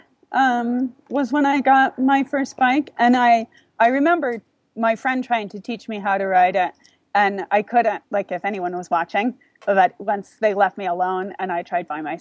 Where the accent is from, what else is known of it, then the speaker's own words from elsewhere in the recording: California, United States; moved away; also born or lived in Seattle / Taiwan; I grew up in California, okay. But I moved around the States a little bit